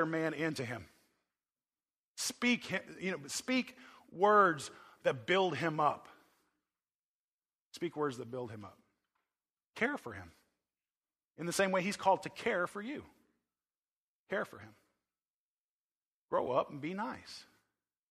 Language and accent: English; Oklahoma, United States; I'm from Oklahoma